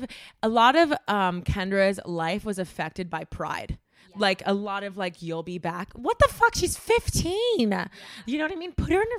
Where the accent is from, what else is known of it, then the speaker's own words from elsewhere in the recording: Miami, Florida, United States; Let me tell you, I'm from Miami.